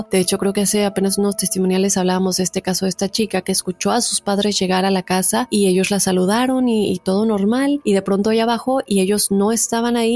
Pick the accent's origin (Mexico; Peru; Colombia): Peru; now in United States; Soy de Perú, actualmente radico en los Estados Unidos, pero quisiera contarte mi caso cuando estaba en Perú.